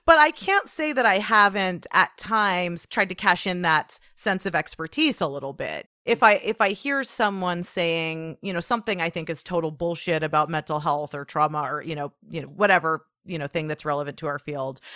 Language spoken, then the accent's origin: English; Portland, United States; my hometown, you know, of Portland